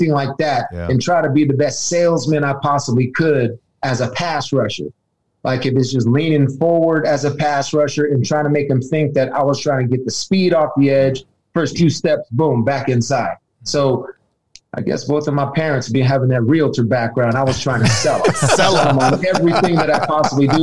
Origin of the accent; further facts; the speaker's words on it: San Francisco, California, United States; also born or lived in Roseville, California / Arizona; growing up in San Francisco